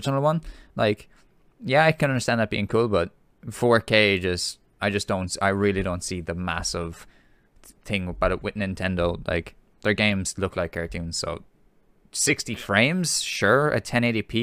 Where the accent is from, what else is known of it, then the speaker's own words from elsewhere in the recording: Ireland; as being Irish